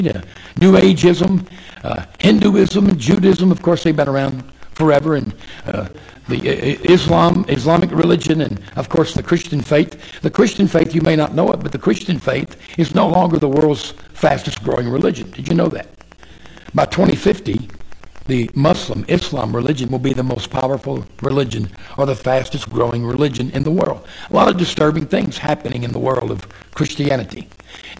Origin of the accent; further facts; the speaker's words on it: Arkansas, United States; also born or lived in Oklahoma / Texas; now in Dallas-Fort Worth, United States; I was born and raised in Arkansas.